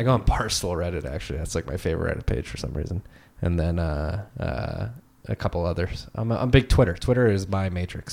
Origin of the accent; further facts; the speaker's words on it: Philadelphia, Pennsylvania, United States; also born or lived in Chicago; growing up in Philly, probably one of the most liberal cities in the world